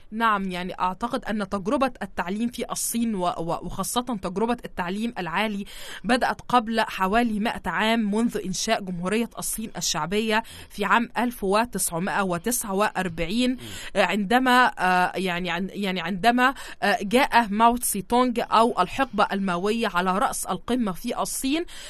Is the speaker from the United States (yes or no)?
no; Egypt; عندنا في مصر